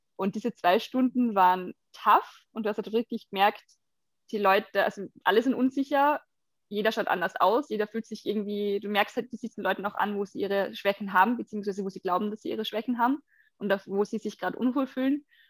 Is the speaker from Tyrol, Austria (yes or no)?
no; Carinthia, Austria; moved away; in Kärnten stattfinden, wo ich herkomme ursprünglich